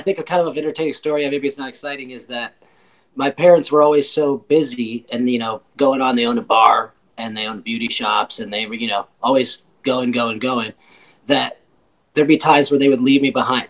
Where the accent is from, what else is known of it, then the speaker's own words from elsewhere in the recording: Michigan, United States; also born or lived in Washington, D.C.; I was born in Washington D.C. We moved to Michigan when I was ten